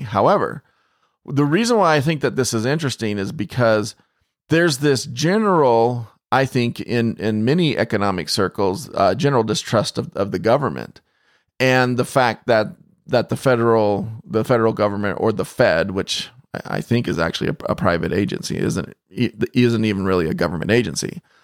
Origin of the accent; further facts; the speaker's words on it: Phoenix, Arizona, United States; I grew up in Phoenix